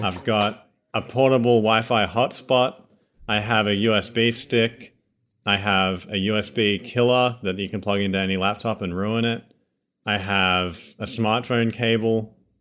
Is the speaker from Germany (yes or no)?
no; Australia; accent: Australian; This is genuine Australians. We're not just gonna drop this accent at any moment